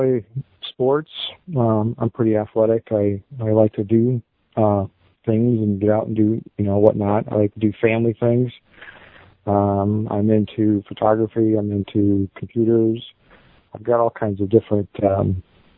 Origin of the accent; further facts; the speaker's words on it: Dixon, Illinois, United States; I'm from Dixon, Illinois